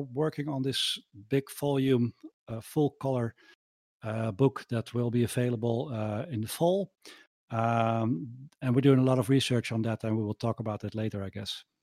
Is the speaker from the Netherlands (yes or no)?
yes; Netherlands; I'm from the Netherlands too